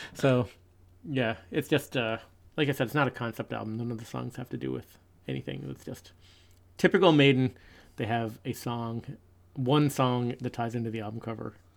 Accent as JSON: {"language": "English", "region": "Newfoundland and Labrador", "country": "Canada", "said": "we're from Newfoundland, and Cape Spear is the most easterly point in North America"}